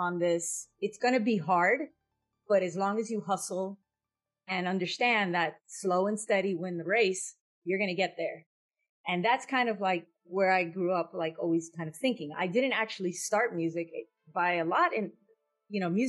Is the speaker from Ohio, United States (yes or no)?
no; Hialeah, Florida, United States; I grew up in Miami.